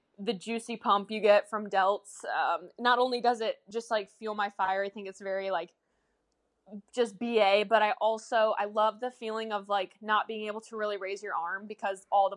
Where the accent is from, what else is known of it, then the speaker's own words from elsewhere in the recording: Michigan, United States; now in Florida, United States; I am originally from Michigan.